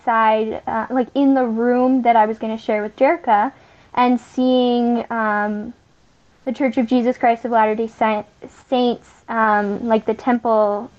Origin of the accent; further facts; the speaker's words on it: Calgary, Alberta, Canada; now in Lloydminster, Canada; I was originally born in Calgary, Alberta.